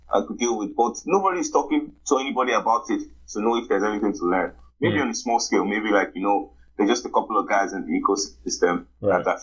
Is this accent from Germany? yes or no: no; Nigeria; Like as a Nigerian, you grow up learning to sort everything for yourself.